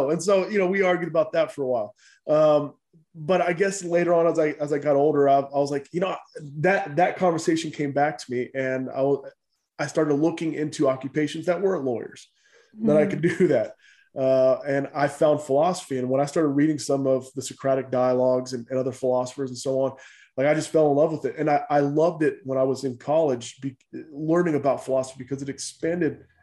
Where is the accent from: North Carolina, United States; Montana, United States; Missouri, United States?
North Carolina, United States; Goldsboro; born there; I was born in Goldsboro and then I bounced around from foster home to foster home for for a while until uh, my grandparents were able to adopt me.